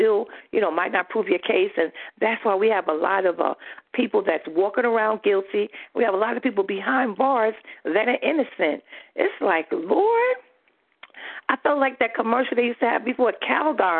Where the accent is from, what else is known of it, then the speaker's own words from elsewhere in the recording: New York, United States; I'm from New York